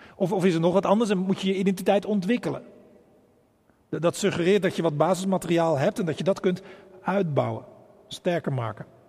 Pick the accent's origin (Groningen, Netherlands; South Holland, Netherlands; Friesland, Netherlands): South Holland, Netherlands; Bergambacht; now in Rotterdam, Netherlands; een eenvoudige boerenjongen uit Bergambacht